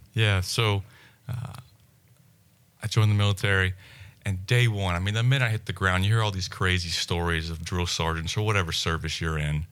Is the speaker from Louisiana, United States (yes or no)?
yes; South Louisiana, United States; growing up in South Louisiana